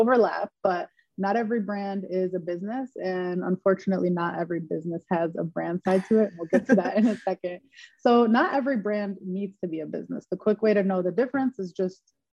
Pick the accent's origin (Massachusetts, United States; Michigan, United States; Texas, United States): Michigan, United States; Dearborn; now in Los Angeles, United States; I'm from Michigan, specifically Dearborn, Michigan, and now I currently live and work out